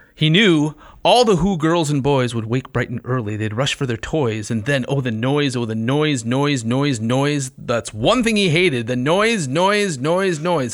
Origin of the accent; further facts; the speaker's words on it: Midwest, United States; accent: Midwestern; it's hard as a Midwesterner.